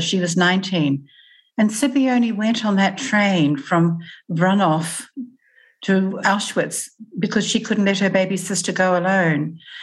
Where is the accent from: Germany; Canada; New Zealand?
New Zealand; moved away as an adult; now in Australia; I moved from New Zealand to Australia.